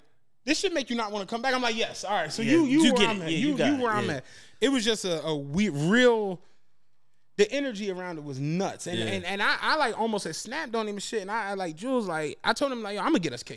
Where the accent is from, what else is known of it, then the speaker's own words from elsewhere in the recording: Philadelphia, Pennsylvania, United States; I'm from Philadelphia